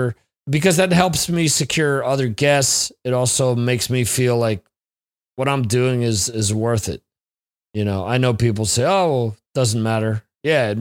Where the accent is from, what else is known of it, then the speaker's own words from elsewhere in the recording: New Jersey, United States; moved away; my home state of New Jersey